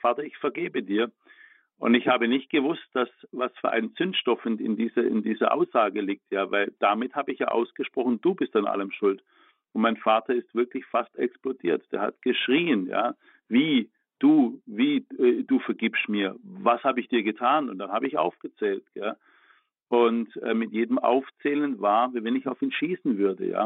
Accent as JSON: {"language": "German", "region": "Baden-Württemberg", "country": "Germany", "said": "ich komme aus Baden-Württemberg"}